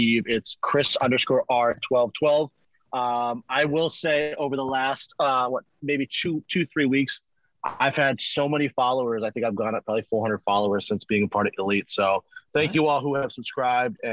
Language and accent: English; South Florida, United States; moved away as an adult; also born or lived in Connecticut; growing up in South Florida